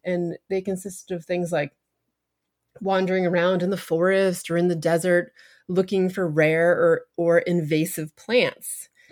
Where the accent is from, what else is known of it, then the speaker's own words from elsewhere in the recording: New Hampshire, United States; I grew up in New Hampshire, which is the granite state